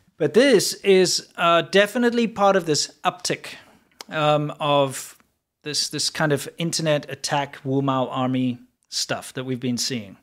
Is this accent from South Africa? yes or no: yes; South Africa; also born or lived in China; now in United States; being a South African